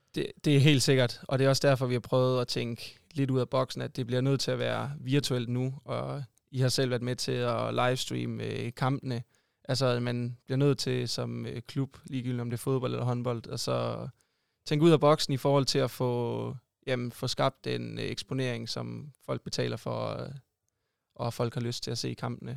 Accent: Sønderborg, Southern Denmark, Denmark; moved away; also born or lived in Odense; jeg er oprindelig sønderjyde

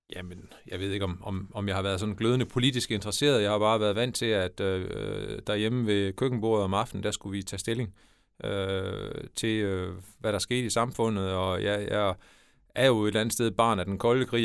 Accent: Denmark; moved away as an adult; also born or lived in Brussels, Belgium / Scotland / Germany; jeg flyttede hjem, hvis man kan sige sådan, til min hjemmeegn og, til mit barndomshjem i, i 2012

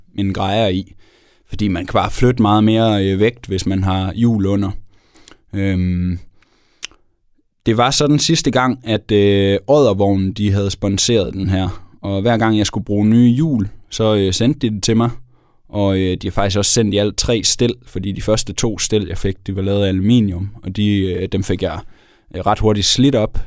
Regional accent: Denmark

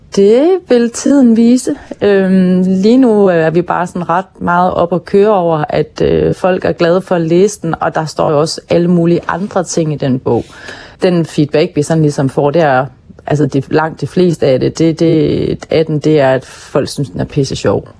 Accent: Hirtshals, North Denmark Region, Denmark; min opvækst i Hirtshals og den tid, jeg voksede op i Hirtshals

